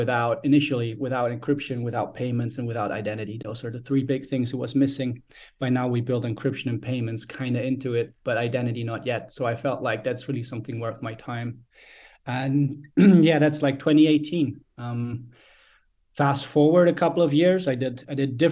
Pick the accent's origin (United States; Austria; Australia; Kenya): Austria; born and raised in Austria.